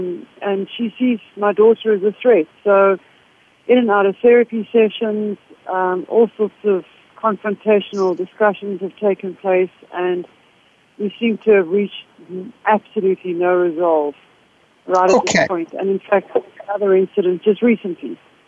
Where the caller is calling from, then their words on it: Johannesburg, Gauteng, South Africa; Yes, I'm calling from Johannesburg in South Africa.